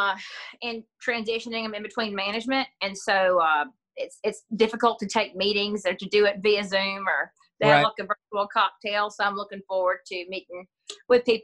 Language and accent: English; East Coast, United States; where I grew up on the East Coast